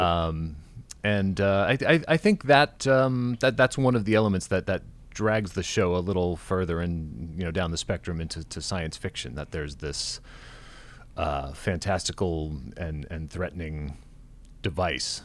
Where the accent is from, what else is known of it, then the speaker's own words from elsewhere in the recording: Kansas, United States; I was born in Kansas